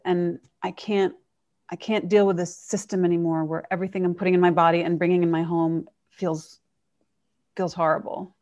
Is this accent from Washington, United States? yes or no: no; New York, United States; I grew up in New York